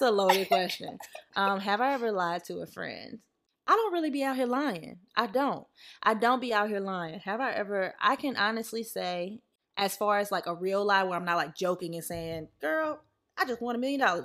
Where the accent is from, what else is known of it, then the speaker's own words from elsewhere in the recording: the South, United States; growing up in the South